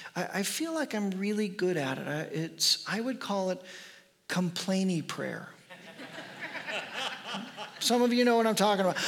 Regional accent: United States

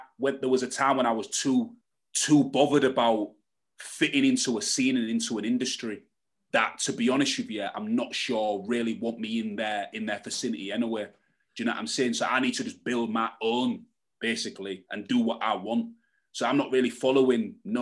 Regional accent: Hull, Yorkshire and the Humber, United Kingdom; I'm from Hull, where there's no blueprint for acts like me, and there's no industry infrastructure in Hull

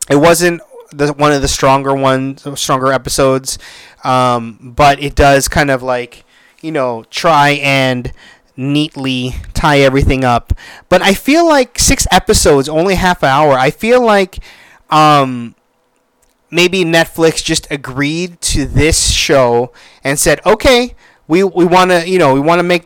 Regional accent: Philippines; I am Filipino

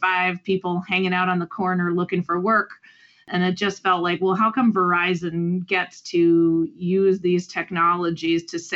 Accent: Michigan, United States; moved away; also born or lived in Indiana / Illinois; I'm from Michigan originally

